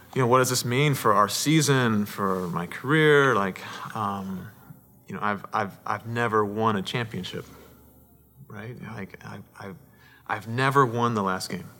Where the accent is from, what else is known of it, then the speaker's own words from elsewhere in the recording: Paramount, California, United States; I was born in Southern California, Paramount, California